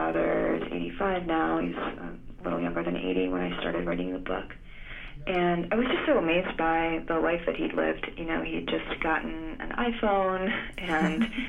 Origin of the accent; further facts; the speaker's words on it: Florida, United States; also born or lived in Greece / Georgia; was born in Greece and grew up in Florida, which isn't really the Deep South, but spent quite a bit of time in Georgia growing up